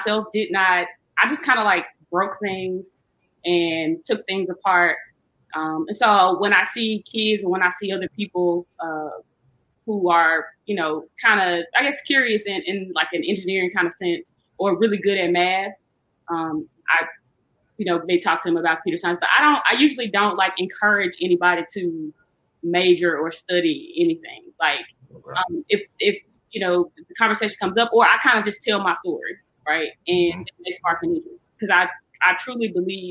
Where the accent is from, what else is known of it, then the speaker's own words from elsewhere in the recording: Jackson, Mississippi, United States; moved away as an adult; also born or lived in Indiana; I grew up in Jackson.